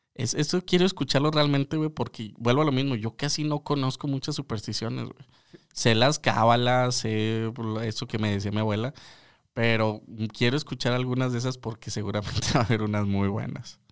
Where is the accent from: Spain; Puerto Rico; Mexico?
Mexico; northern Mexico; Como buen norteño